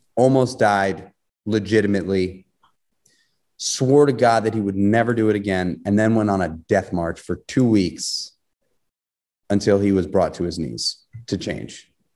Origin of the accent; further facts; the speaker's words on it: New York City, New York, United States; I grew up in New York City